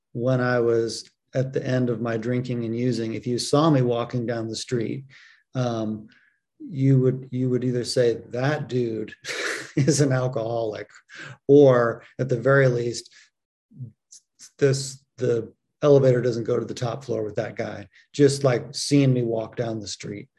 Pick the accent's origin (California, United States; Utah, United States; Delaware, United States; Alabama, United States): California, United States; San Francisco Bay Area; I grew up in the San Francisco Bay Area